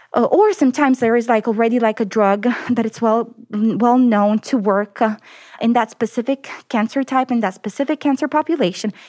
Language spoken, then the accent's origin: English; Naples, Campania, Italy; English is a second language; moved away as an adult; also born or lived in United States / Denver; now in Austin, United States; So I actually was born in the United States, but then I moved back to Italy. And I grew up there. I come from the southern part of Italy. The city is called Naples